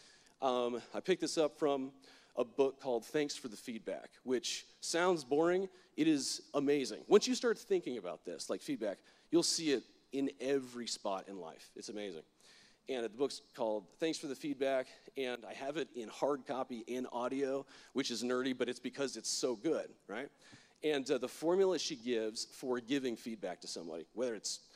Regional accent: Florida, United States; I'm from Florida. My worldview is a little bit different than everybody else's because Florida is weird

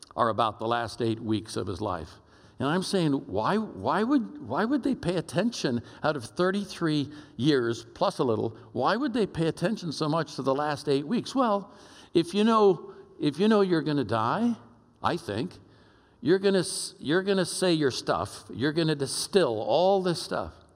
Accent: Oakland, California, United States; moved away; I'm a kid from East Oakland, California

